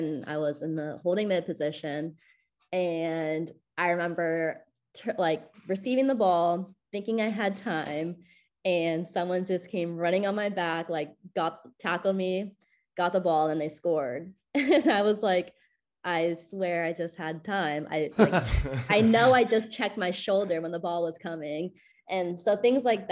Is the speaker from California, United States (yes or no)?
yes; Simi Valley, California, United States; now in Chicago, United States; I'm from Simi Valley